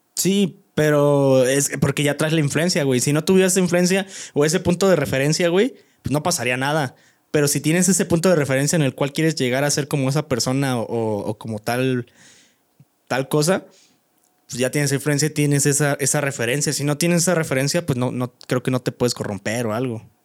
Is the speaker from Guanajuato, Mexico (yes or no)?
yes; Guanajuato, Mexico; moved away; soy orgulloso de ser de, como fue Guanajuato, Pueblo Mágico